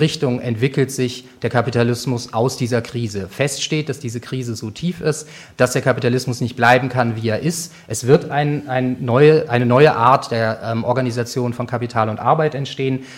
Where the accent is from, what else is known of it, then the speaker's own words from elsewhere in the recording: Germany; Als Deutsche